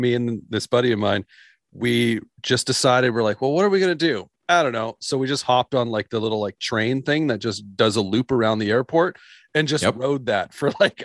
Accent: just outside Calgary, Alberta, Canada; now in Edmonton, Canada; I grew up just outside Calgary

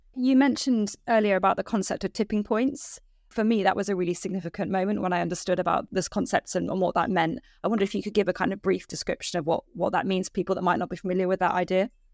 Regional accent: United Kingdom; as a British citizen

